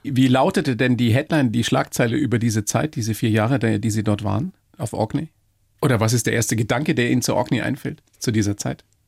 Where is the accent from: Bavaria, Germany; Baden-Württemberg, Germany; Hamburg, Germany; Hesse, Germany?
Bavaria, Germany; Weiden; ich bin aus Weiden